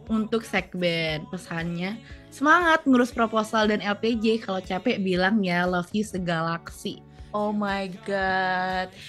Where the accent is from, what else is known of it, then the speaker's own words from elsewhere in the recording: East Java, Indonesia; Saya Jawa Timur sendirian nih.